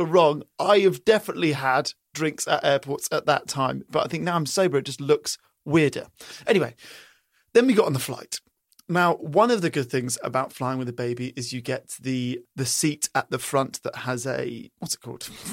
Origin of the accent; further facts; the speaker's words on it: England, United Kingdom; moved away; growing up in England